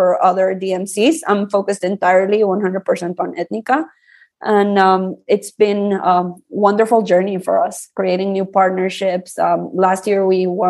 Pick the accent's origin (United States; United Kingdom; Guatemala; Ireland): Guatemala; I was born and raised here in Guatemala